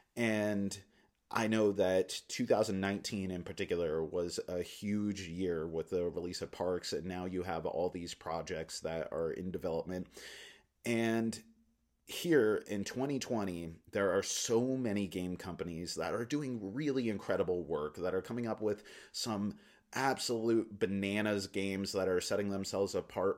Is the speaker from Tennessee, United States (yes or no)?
no; Alaska, United States; moved away; also born or lived in Philippines / New Delhi, India; having grown up in Alaska, I, and I've lived in lots of different places in the world